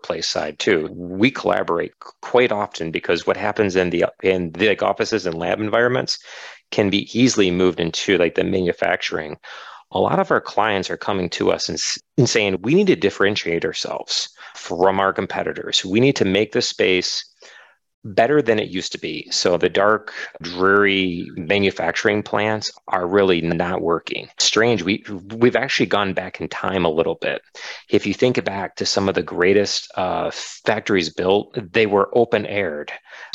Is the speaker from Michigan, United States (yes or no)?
yes; Detroit, Michigan, United States; I grew up in the Metro Detroit like area